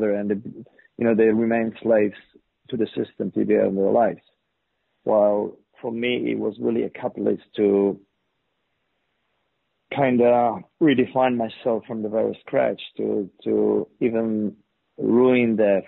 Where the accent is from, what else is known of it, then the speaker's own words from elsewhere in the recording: Poland; Well, I grew up in a very average family, two kids, I had an older brother. Born in '60s, I was born in '70s, late '70s, and we were raised in this communist regime.